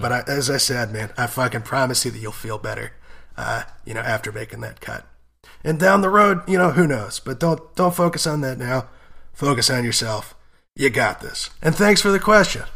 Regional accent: United States; both being American

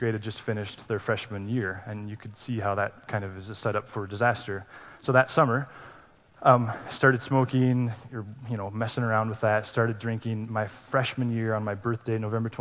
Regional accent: Laurel, United States; I grew up in Laurel, we did middle school there.

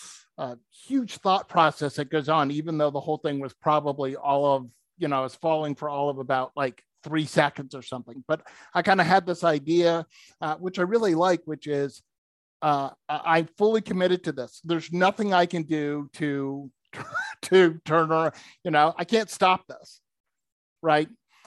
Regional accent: Massachusetts, United States; First of all, growing up, I grew up in outside of Boston, Massachusetts.

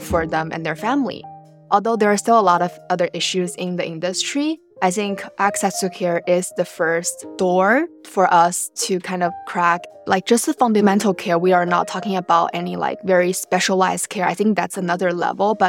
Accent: Shanghai, China; moved away; I'm originally from Shanghai, China

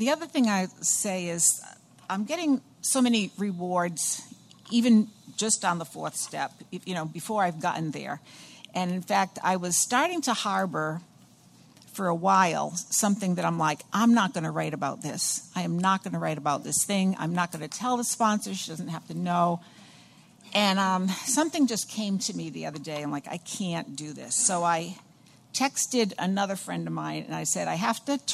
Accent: Somerville, Massachusetts, United States; I come from Somerville, the Boston area.

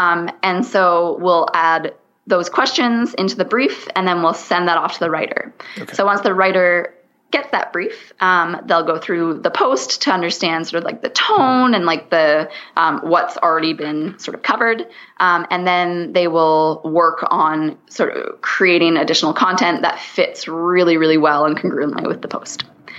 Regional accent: Canada; So I'm Canadian. So I say niche.

